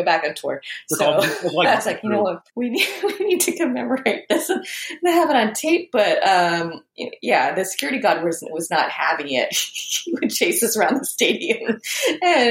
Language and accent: English; Charlotte Hall / Port Tobacco, Southern Maryland, United States; moved away; also born or lived in Vietnam / North Carolina / London, United Kingdom / New York City; just up the road from where I grew up in Charleston